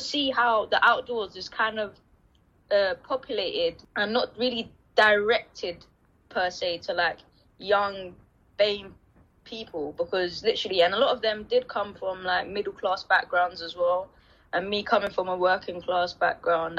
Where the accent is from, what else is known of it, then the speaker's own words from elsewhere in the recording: London, United Kingdom; I grew up in Deptford, and I now live still locally